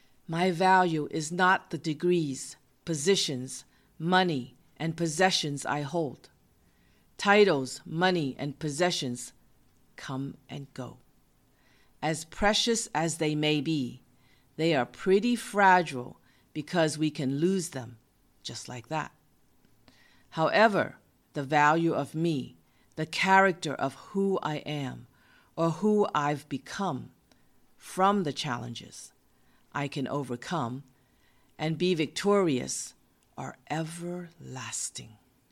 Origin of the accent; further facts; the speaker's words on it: Boston, Massachusetts, United States; He was from California and I was from Massachusetts. We met in my hometown of Boston.